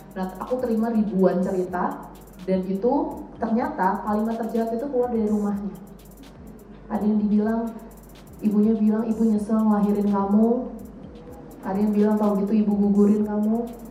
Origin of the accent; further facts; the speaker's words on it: Indonesia; dari Indonesia